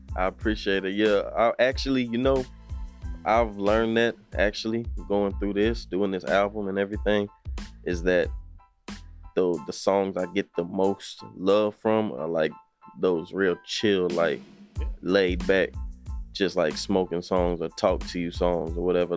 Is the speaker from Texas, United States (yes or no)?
yes; Austin, Texas, United States; also born or lived in Temple, Texas; I'm originally from Temple, but I was raised in Austin